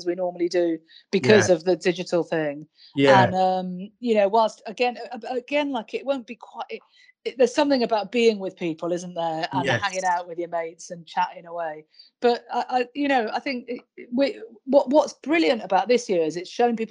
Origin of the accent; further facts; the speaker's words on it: Wales, United Kingdom; I'm Welsh